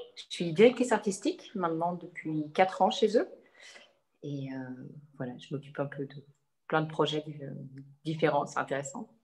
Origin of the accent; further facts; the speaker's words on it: Savoie region, Auvergne-Rhône-Alpes, France; moved away as an adult; also born or lived in Annecy / Turin; now in Milan, Italy; Je suis originaire de la région de Savoie